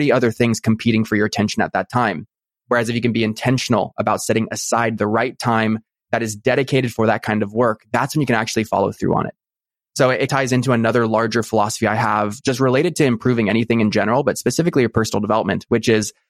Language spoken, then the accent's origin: English; Newport Beach, California, United States; born or raised there